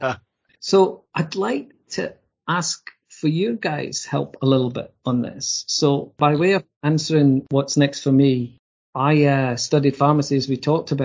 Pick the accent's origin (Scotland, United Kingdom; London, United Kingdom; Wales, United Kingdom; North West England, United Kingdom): Scotland, United Kingdom; being a Scotsman